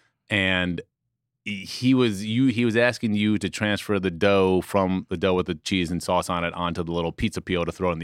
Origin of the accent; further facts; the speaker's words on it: New York City, New York, United States; I'm from Manhattan